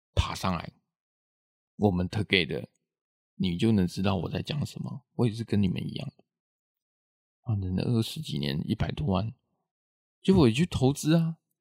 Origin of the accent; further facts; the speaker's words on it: Caotun, Nantou County, Taiwan; also born or lived in Changhua; 连我家乡草屯、彰化都一样的